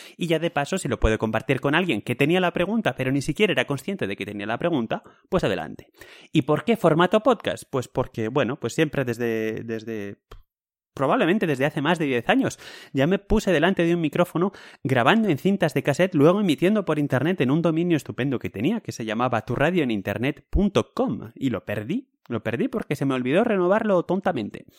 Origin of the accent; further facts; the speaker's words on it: Spain; now in Switzerland; yo soy español